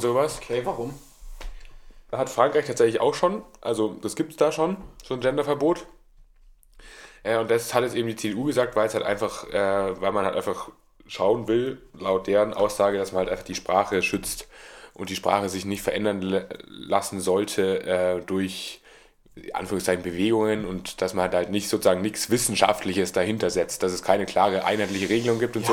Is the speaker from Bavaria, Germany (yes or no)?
yes; Bavaria, Germany; als Bayer